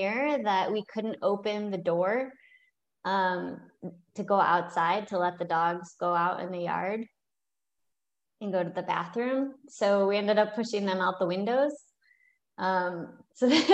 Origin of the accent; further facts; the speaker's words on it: Michigan, United States; moved away; also born or lived in South Carolina; the only states I've lived in are Michigan, where I'm from, and South Carolina